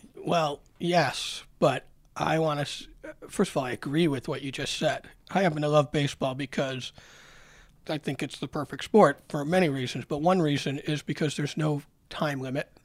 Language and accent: English; Rochester, New York, United States; I grew up in Rochester when we were the farm system of the Orioles